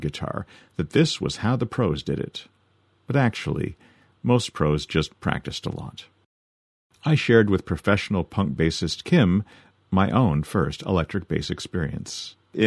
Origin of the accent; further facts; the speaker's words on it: Canada; we're Canadian